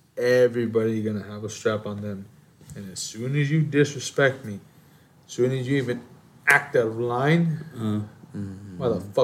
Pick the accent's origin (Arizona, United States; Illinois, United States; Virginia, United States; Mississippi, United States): Illinois, United States; Chicago; As a Chicagoan from Chicago.